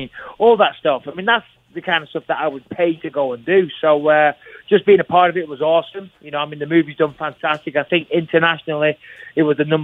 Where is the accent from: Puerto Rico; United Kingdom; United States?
United Kingdom; England; I'm English